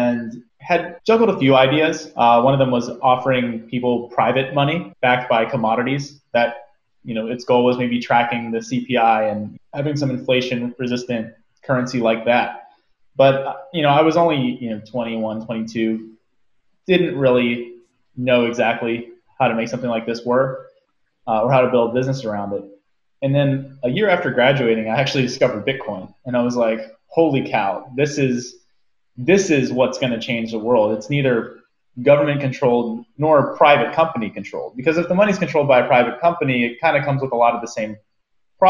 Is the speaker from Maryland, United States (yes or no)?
yes; Maryland, United States; I grew up in Maryland, went to undergrad at University of Maryland, College Park